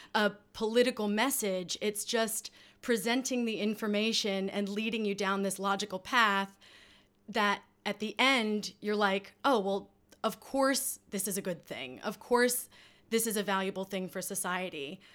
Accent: United States; moved away; that I grew up with in the States

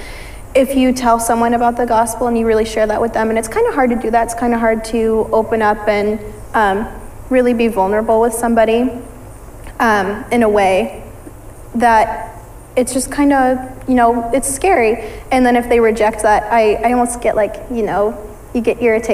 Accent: Ankeny, Iowa, United States; I grew up, I mean, around the Des Moines area. I've always lived in Ankeny.

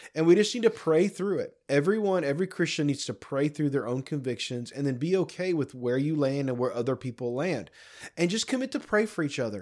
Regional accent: United States; as an American

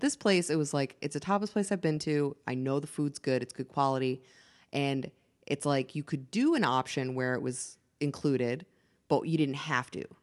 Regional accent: Massachusetts, United States; moved away; I'm from Massachusetts.

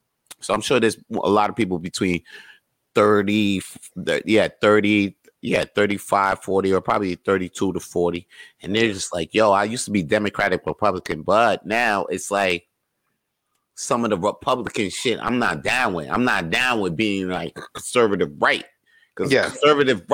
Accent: United States; I grew up in America

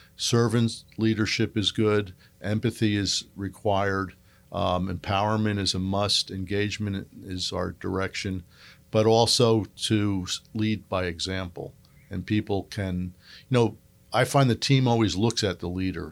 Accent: Northeast, United States; moved away; I grew up in the Northeast.

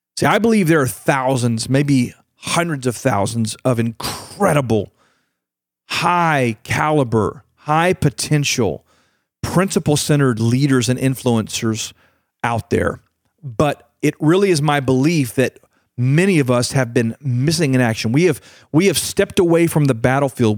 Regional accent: United States; my country, America

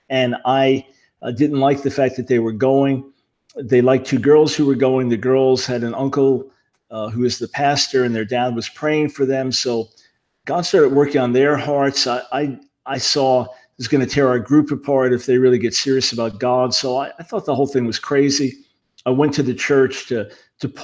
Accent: Long Island, New York, United States; I was born in New York City and raised on Long Island

